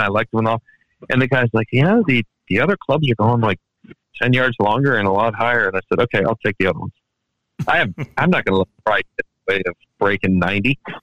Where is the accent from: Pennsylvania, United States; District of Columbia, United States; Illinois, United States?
District of Columbia, United States; Washington; moved away; also born or lived in Baltimore, Maryland / Takoma Park, Maryland; back in good old Washington D.C., where I grew up